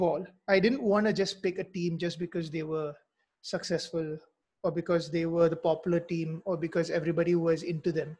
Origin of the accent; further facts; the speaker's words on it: Mizoram, India; I'm from Mizoram, by the way. So I'm, like you said earlier, I'm from the Northeast.